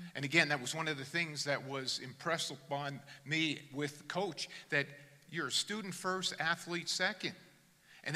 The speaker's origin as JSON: {"language": "English", "region": "New Jersey", "country": "United States", "tie": "born or raised there", "said": "Born in God's country, New Jersey. I'm an American"}